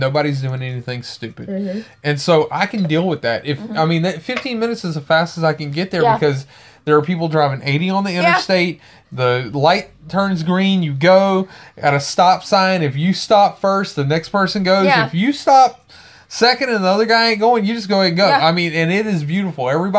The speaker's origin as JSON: {"language": "English", "town": "Baton Rouge", "region": "Louisiana", "country": "United States", "said": "I'm from Baton Rouge."}